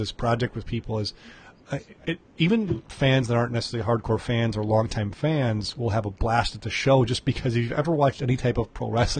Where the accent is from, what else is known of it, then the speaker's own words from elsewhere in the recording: Chicago, Illinois, United States; Yeah, I'm from Chicago.